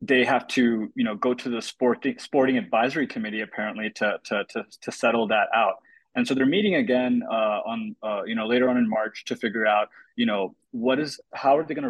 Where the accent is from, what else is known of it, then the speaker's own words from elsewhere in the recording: United States; me being an American sports fan